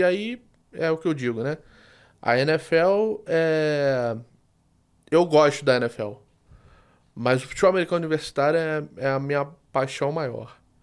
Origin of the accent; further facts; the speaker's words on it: Rio de Janeiro, Brazil; pelo sotaque, vocês já perceberam que eu sou do Rio